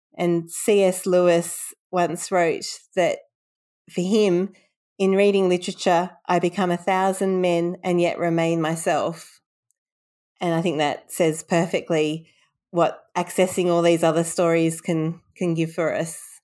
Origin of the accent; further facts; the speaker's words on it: Sydney, New South Wales, Australia; also born or lived in London, England; moved to Australia when I was three years old, and I've been in Sydney ever since